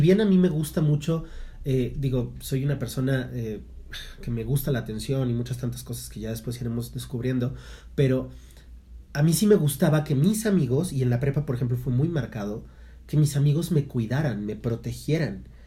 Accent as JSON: {"language": "Spanish", "country": "Mexico", "said": "como buenos mexicanos"}